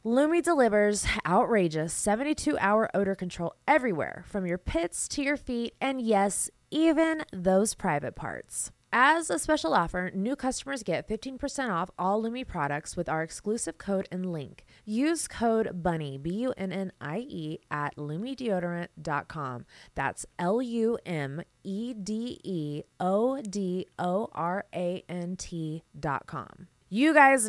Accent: Las Vegas, Nevada, United States; I'm from Vegas.

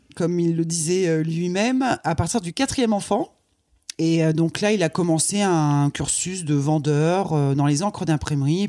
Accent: Croix, Hauts-de-France, France; Je suis née dans le Nord, à Croix. Ouais. donc c'est pas très loin de Lille

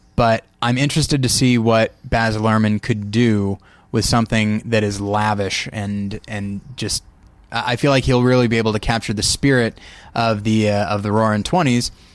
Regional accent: Taft, California, United States; moved away; my hometown of Taft, California

